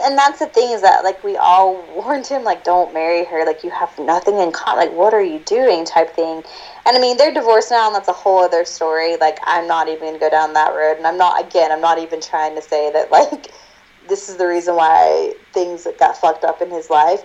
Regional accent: South Georgia, United States; I'm from South Georgia there are like 10 Mormons in the area

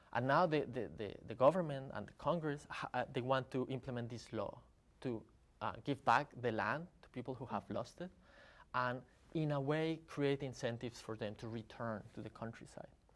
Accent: Colombia; I'm from Colombia

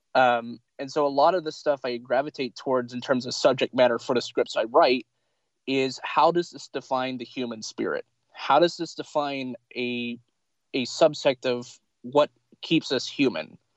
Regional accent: Pendleton, Oregon, United States; also born or lived in Lincoln City, Oregon / Eugene, Oregon; I was born in Lincoln City, Oregon, and for 22 years of my life, mostly I've lived in in Pendleton

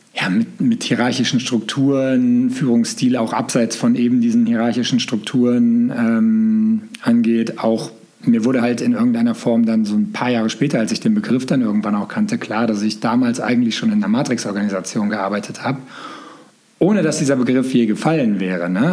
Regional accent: Gelsenkirchen, North Rhine-Westphalia, Germany; Aus Gelsenkirchen komme ich tatsächlich

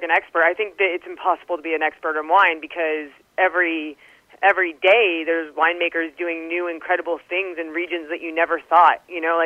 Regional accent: California, United States; I still love California wines. I can't help it. My home state

